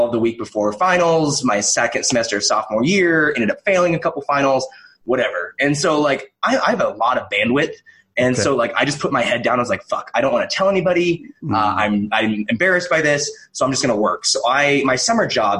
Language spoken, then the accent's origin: English; Kelso, Washington, United States; I grew up in Kelso, Washington, in a real small town